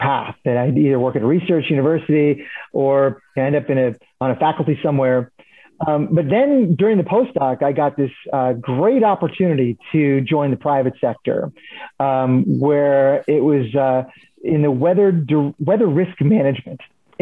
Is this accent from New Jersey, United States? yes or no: yes; Princeton, New Jersey, United States; also born or lived in Philadelphia, Pennsylvania; I grew up in New Jersey.